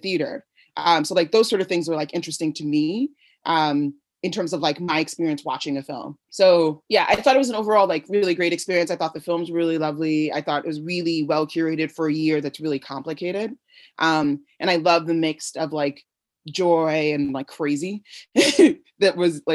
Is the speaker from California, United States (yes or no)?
no; New York, United States; I'm from New York